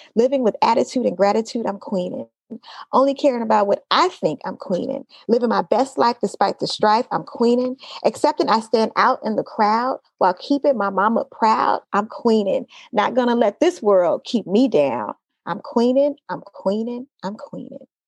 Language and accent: English; Oakland, California, United States; also born or lived in Los Angeles; I grew up in Oakland. I grew up specifically in East Oakland